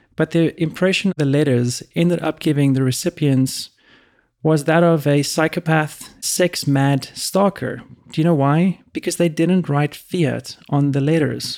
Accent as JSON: {"language": "English", "country": "South Africa", "tie": "born or raised there", "also_born_or_lived": "Europe", "moved": "yes", "lives_now": "United States", "said": "Growing up in South Africa and when I was in Europe for a long time"}